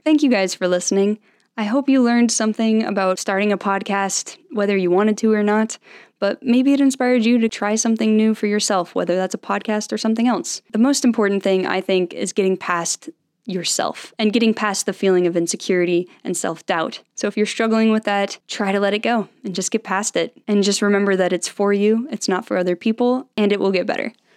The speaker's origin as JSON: {"language": "English", "town": "Salt Lake City", "region": "Utah", "country": "United States", "tie": "born or raised there", "said": "I grew up in Salt Lake City, Utah"}